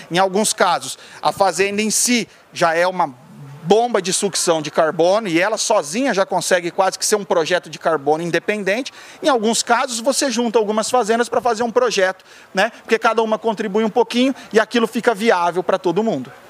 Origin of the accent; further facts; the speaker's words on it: Sapezal, Mato Grosso, Brazil; also born or lived in Curitiba, Brazil; eu já nasci em Curitiba e já fui criado no Mato Grosso